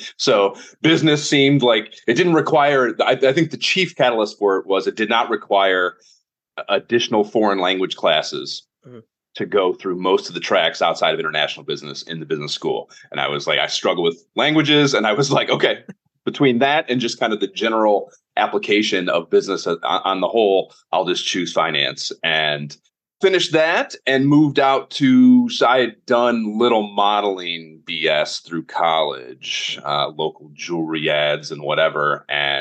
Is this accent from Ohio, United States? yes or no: yes; Oberlin, Ohio, United States; I am from Northern Ohio, a little town called Oberlin, like a half hour west of Cleveland